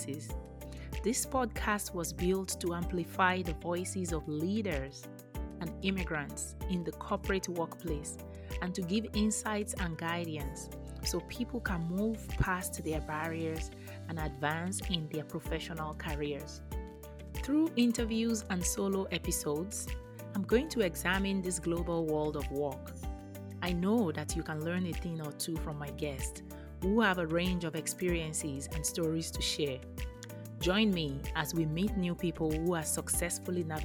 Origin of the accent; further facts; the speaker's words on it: Nigeria; moved away as an adult; now in United States; I grew up in Nigeria